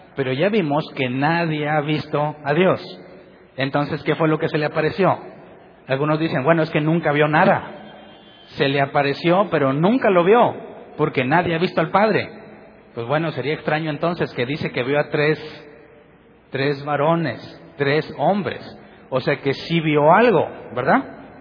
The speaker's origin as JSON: {"language": "Spanish", "country": "Mexico", "said": "soy mexicano"}